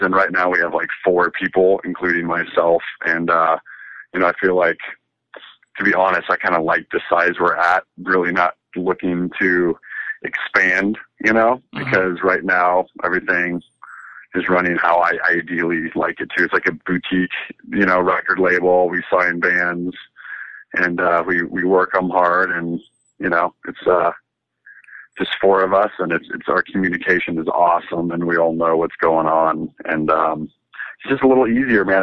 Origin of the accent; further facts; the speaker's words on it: Nevada City, California, United States; also born or lived in Riverside, California / Scripps Ranch, San Diego / Los Angeles; in kindergarten, first grade, I moved up to Northern California in Nevada City, which is um, near Lake Tahoe, in between Sacramento and Lake Tahoe. And that's where I pretty much grew up